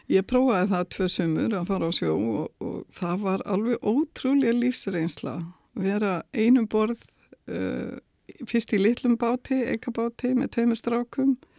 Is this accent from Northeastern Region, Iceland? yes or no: yes; Dalvík, Northeastern Region, Iceland; það var dásamlegt að alast upp á Dalvík